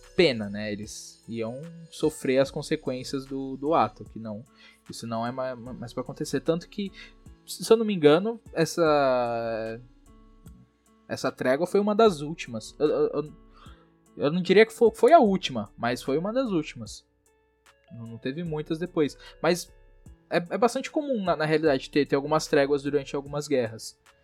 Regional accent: Brazil; a gente é brasileiro

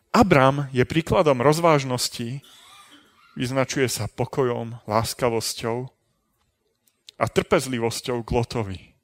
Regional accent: Trenčín, Trenčín Region, Slovakia; narodil som sa, aj som vyrastal v Trenčíne

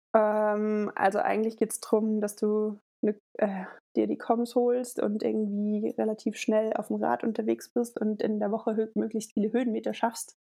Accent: Linsengericht, Hesse, Germany; moved away as an adult; now in Innsbruck, Austria; bin äh, in Hessen, in Linsengericht aufgewachsen

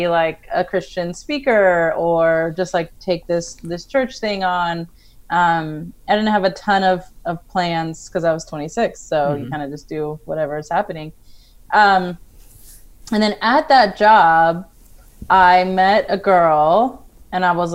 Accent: Colorado, United States; I actually grew up in Colorado

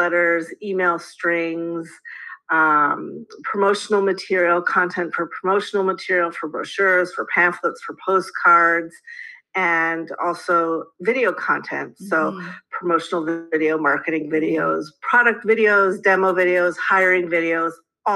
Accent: Canada; being a Canadian

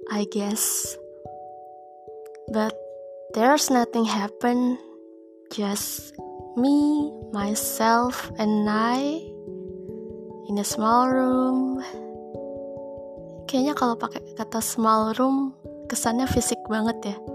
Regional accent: Jabodetabek, Indonesia; gue orang Jabodetabek gitu ya wajar aja gitu kalau cuma seminggu di Bogor

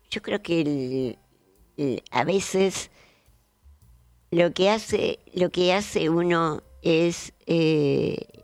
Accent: Argentina; Pero sí, sin nuestros ríos, sin nuestra con todo lo que nos identifica como argentinos, porque acá vienen mucha gente

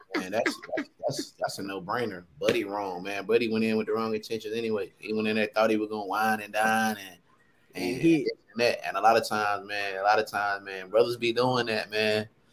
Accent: Sanford, North Carolina, United States; I'm from Sanford, North Carolina, one of the greatest cities I feel like in the world.

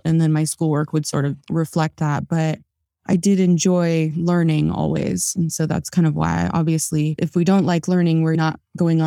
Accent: Las Vegas, Nevada, United States; also born or lived in California; I actually grew up here in Las Vegas, although I was born in California. I was raised here in Vegas

